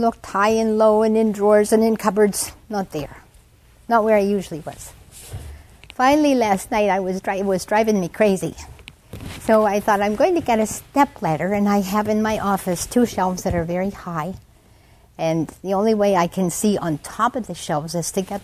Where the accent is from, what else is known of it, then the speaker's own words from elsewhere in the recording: United States; I'm an American in Yucatan